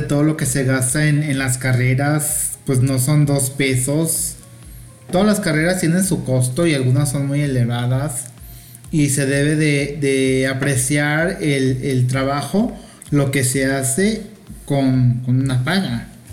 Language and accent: Spanish; Mexico; soy mexicana